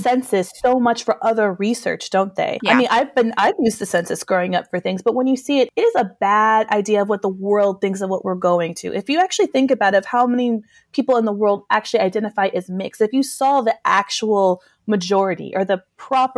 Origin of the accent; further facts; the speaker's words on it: New Mexico, United States; we're both from New Mexico.